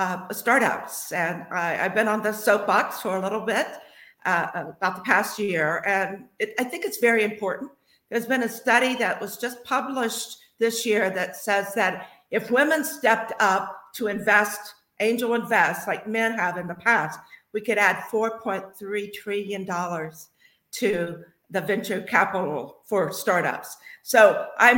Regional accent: Franklin, Ohio, United States; I grew up in Franklin, Ohio, just south of Dayton

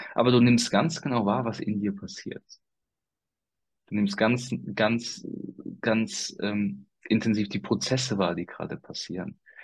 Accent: Koblenz, Rhineland-Palatinate, Germany; hier in meiner Region, wo ich herkomme, also aus dem Raum Koblenz

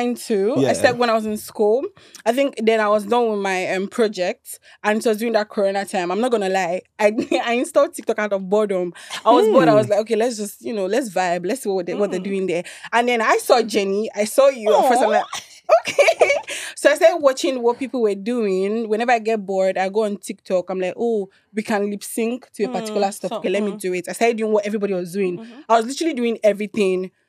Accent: Ondo, Nigeria; moved away as an adult; also born or lived in Imo State; now in Lagos, Nigeria; I'm from Imo State. From Imo State. Born and brought up in Ondo State.

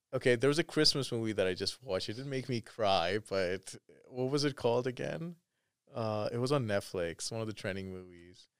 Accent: Canada; I'm Canadian

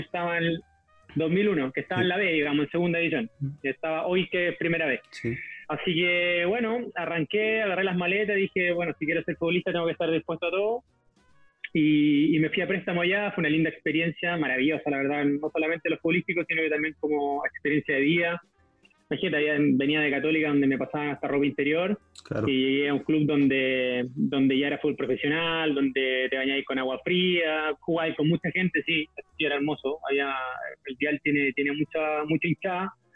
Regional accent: Santiago, Santiago Metropolitan Region, Chile; jugué por mi colegio hasta los 12 años, en el Colegio Hispanoamericano acá en Santiago

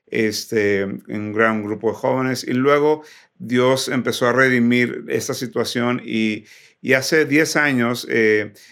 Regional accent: Ciudad Victoria, Tamaulipas, Mexico; now in United States; nací y crecí en Ciudad Victoria, Tamaulipas, pero soy hijo de misioneros.

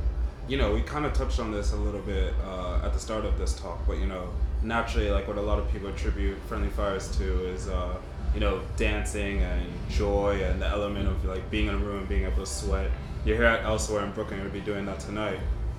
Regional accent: London, United Kingdom; I was raised a bit in London, so that to say that means the world to me.

